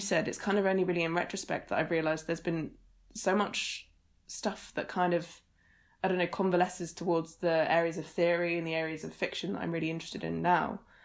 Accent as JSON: {"language": "English", "area": "Suffolk", "region": "East of England", "country": "United Kingdom", "tie": "born or raised there", "also_born_or_lived": "Edinburgh", "moved": "as an adult", "said": "so I grew up in Suffolk, which is in East Anglia"}